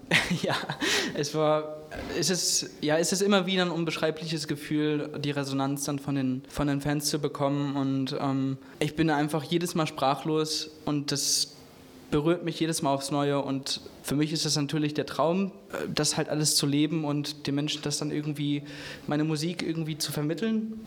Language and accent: German; Herne, North Rhine-Westphalia, Germany; also born or lived in Munich; ich bin in Wanne-Eickel aufgewachsen. Ich habe meine Jugend, meine Kindheit dort verbracht